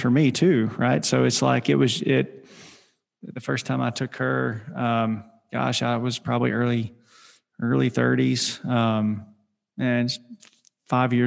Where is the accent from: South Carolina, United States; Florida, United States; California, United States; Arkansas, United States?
Arkansas, United States; I grew up in Arkansas